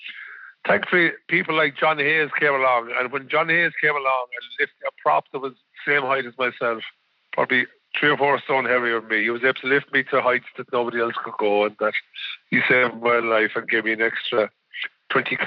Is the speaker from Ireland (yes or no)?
yes; Kerry, Munster, Ireland; growing up in Kerry